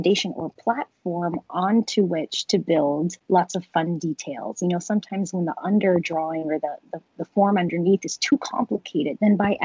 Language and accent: English; Canada; My parents are from there. And, you know, even though I grew up in Canada